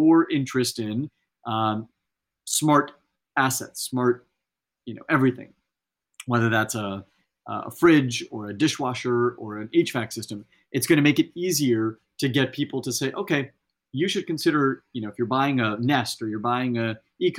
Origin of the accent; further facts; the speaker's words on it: Central Valley, California, United States; I grew up in the Central Valley in California